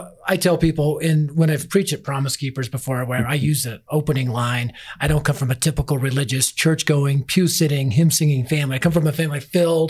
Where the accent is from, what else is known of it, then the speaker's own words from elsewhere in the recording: Denver, Colorado, United States; I was raised in North Denver, which at the time was the highest crime rate area in Denver